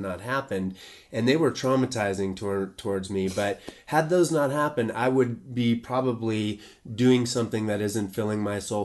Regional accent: Boulder, Colorado, United States; I grew up in Boulder.

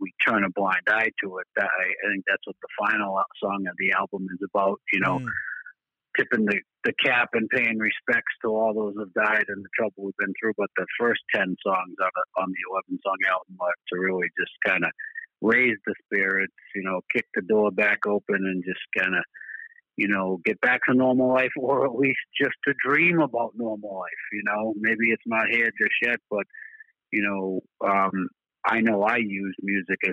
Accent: Boston, Massachusetts, United States; accent: Boston; We're from Boston

